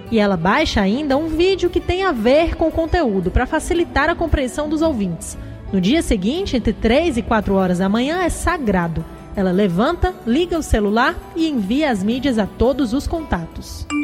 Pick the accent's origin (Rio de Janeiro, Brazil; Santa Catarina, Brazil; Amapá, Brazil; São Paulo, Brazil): Amapá, Brazil; Macapá; moved away; Eu nasci em Macapá.